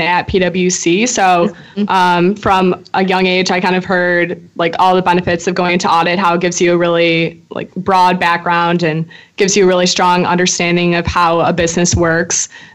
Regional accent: Chicago, Illinois, United States; moved away; I'm a senior from Chicago, Illinois

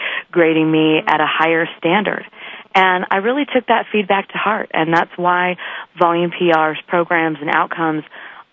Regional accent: Northern California, United States; moved away as an adult; also born or lived in Malibu, California; now in Denver, United States; I grew up in Northern California, out in farming country, way north of Sacramento, where most people think Oregon is

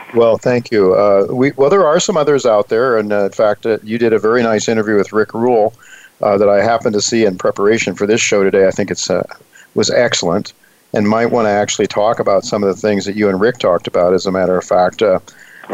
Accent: Dalton, Ohio, United States; now in New York City, United States; when I was a young kid growing up in Dalton, Ohio

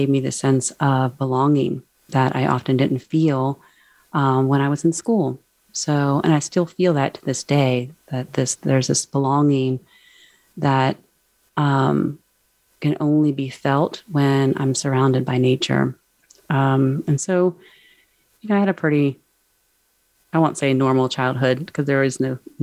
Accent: Charlottesville, Virginia, United States; I grew up near Charlottesville, Virginia, and that's where I reside now.

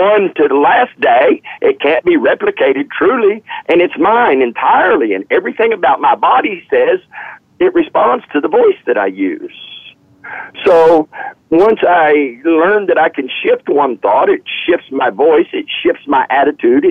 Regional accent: the South, United States; I am from the South

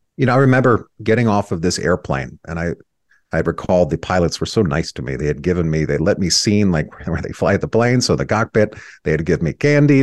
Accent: Rainbow, California, United States; first memories I had were in this dilapidated house in a town called Rainbow, California, uh, just outside of a, a town called Temecula

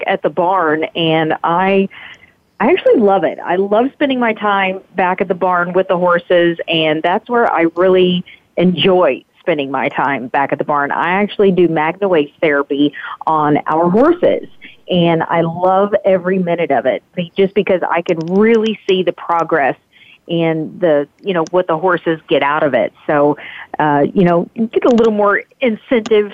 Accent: Hot Springs, Arkansas, United States; growing up in Hot Springs

